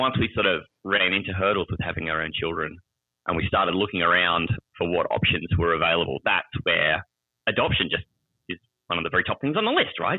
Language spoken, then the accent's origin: English; Australia; I'm from Australia. I live in the capital city of Australia is Canberra